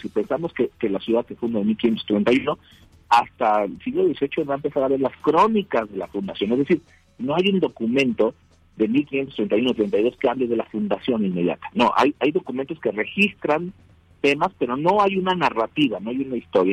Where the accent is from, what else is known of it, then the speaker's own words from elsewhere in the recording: Puebla, Mexico; nuestra identidad cultural como poblanos